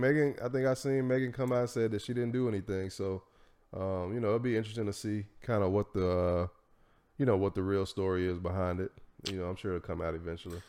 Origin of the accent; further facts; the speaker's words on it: Tennessee, United States; I'm from Tennessee